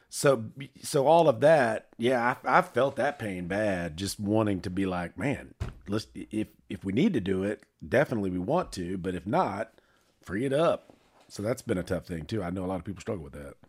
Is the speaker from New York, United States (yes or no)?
no; Charlotte, North Carolina, United States; I was born in Presbyterian Hospital on Seventh Street in downtown Charlotte